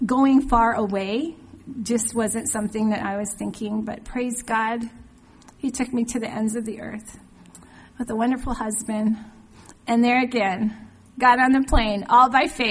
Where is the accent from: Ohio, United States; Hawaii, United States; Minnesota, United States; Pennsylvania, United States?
Hawaii, United States; moved away; also born or lived in Washington State; When I was a child, growing up in Hawaii, our church had missionaries come through